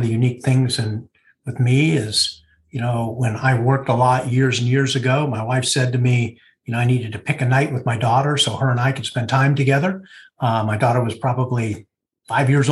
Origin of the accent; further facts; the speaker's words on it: Oakland, California, United States; I'm from the San Francisco Bay Area, born and raised here, Oakland at heart